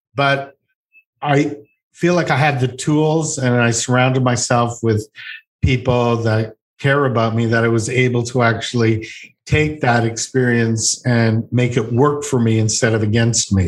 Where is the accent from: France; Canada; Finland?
Canada; Montreal, Quebec; I'm from Montreal